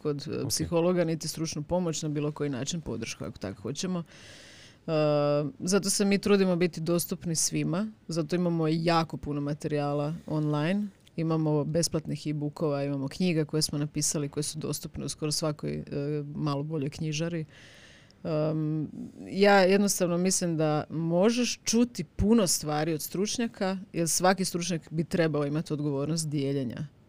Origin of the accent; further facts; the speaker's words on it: Osijek, Osijek-Baranja County, Croatia; ja sam ipak iz Osijeka